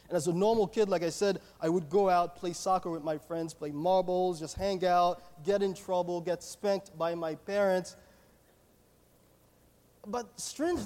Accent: Haiti; moved away; I was born and raised in Haiti. I grew up in a loving Christian family in Haiti.

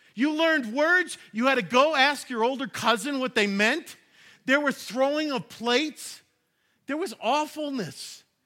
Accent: New York, United States; Growing up in New York

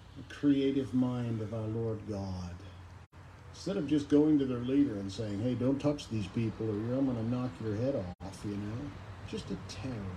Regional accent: Lansing, Michigan, United States; I grew up in Lansing, Michigan

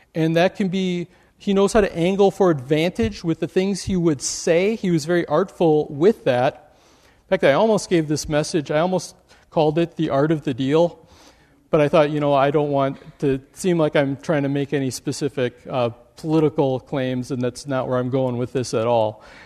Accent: Wisconsin, United States; now in Michigan, United States; I grew up in Wisconsin

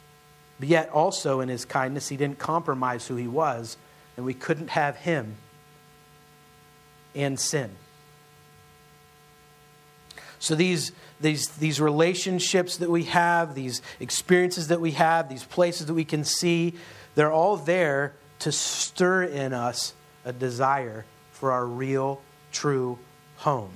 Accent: Western Pennsylvania, United States; now in Hatboro, Pennsylvania, United States; I grew up in Western Pennsylvania, where we still call them mountains.

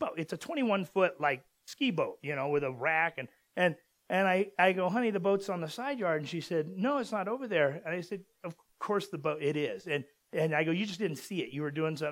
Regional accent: Southern California, United States; moved away; also born or lived in Utah; we're from Southern California

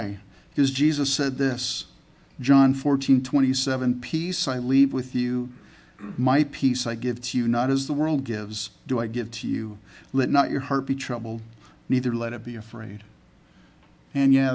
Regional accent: California, United States; also born or lived in Canada; I was born in Canada and grew up in California in the United States.

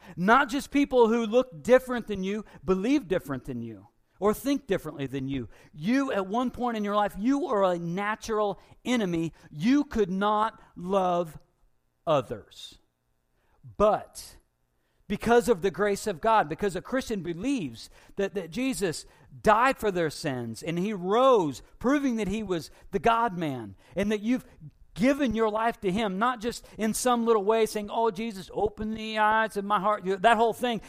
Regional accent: Taylorville, United States; I'm from Taylorville

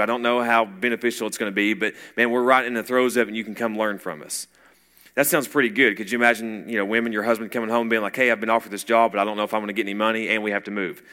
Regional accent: Clinton, Tennessee, United States; we're from Clinton. We're East Tennessee

